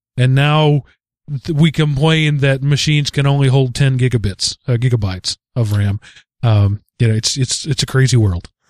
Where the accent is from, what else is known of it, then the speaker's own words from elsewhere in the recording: United States; being an American